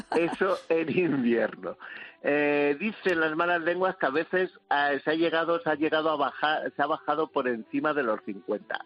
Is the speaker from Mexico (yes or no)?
no; Horcajo de la Ribera, Castile and León, Spain; yo soy de Orcajo de la Ribera, provincia de Ávila, en pueblo emblemático